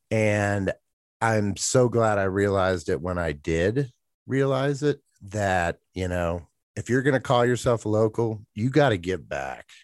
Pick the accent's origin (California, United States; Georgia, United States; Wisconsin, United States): Georgia, United States; Atlanta; moved away as an adult; now in Jackson, United States; growing up in Atlanta